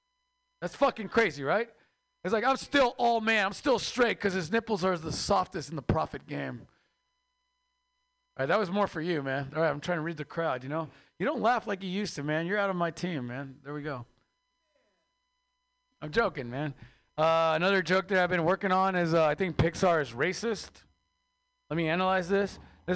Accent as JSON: {"language": "English", "country": "Mexico", "lives_now": "United States", "said": "I used to have three jobs, man. I am Mexican from Mexico, so we outwork all of you. Immigrants just outwork Americans."}